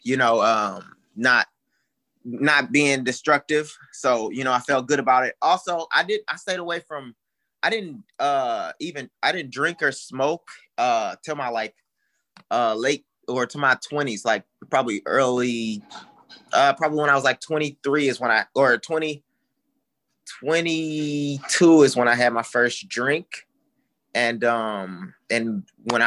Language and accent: English; Houston, Texas, United States; I grew up in Houston, Texas